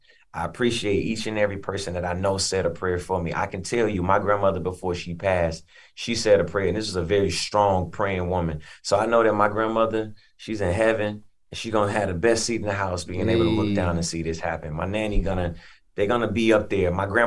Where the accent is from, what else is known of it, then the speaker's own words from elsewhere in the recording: Atlanta, Georgia, United States; also born or lived in Chattanooga, Tennessee; I'm originally from Chattanooga, Tennessee, but I was raised in Atlanta and Atlanta raised the artist that I am. Atlanta raised the man that I am.